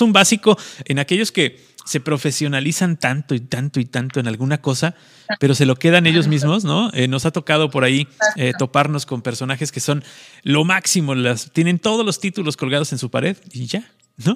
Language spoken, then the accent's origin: Spanish; Mexico; Los, mexicanos nos pintamos solos